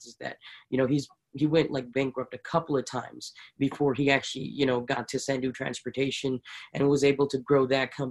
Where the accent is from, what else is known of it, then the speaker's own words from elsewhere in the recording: Fowler, California, United States; also born or lived in India / Punjab, India; now in California, United States; I was born in India, at a very young age, came to the United States, Went to elementary school in Fresno, and Fowler